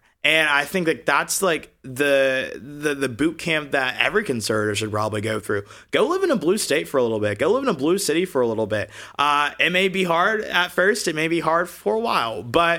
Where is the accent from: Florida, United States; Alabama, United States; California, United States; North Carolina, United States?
Alabama, United States; we're all coming from red states. I came from Alabama.